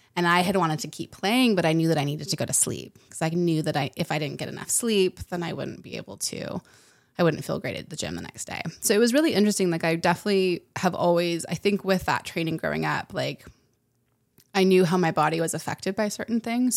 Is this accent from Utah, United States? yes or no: yes; Utah, United States; I grew up in Utah, so I grew up in the mountains